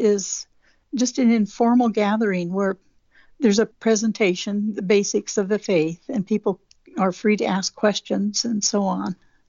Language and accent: English; Southeast Alaska, United States; also born or lived in Juneau, Alaska; born and raised in Southeast Alaska, and I was raised Catholic in a small village on an island. When I got to high school age, I had to board with different families in Juneau